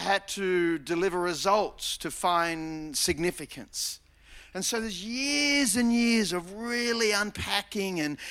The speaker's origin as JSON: {"language": "English", "town": "Mona Vale", "region": "New South Wales", "country": "Australia", "tie": "born or raised there", "said": "I grew up in Mona Vale, born at Manly Hospital"}